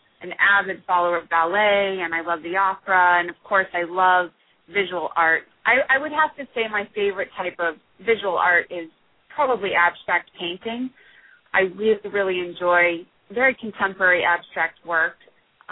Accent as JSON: {"language": "English", "region": "Colorado", "country": "United States", "moved": "yes", "lives_now": "Marin County, United States", "said": "I live here in Marin County, California. I'm originally from Colorado."}